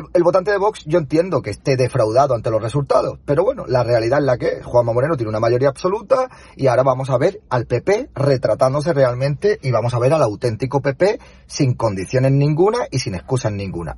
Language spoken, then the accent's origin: Spanish; Spain; Somos españoles de bien